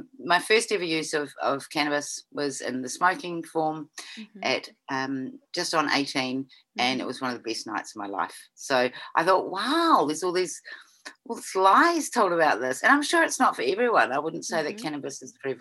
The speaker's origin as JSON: {"language": "English", "region": "Canterbury", "country": "New Zealand", "tie": "born or raised there", "lives_now": "Nelson, New Zealand", "said": "grew up in Canterbury, New Zealand"}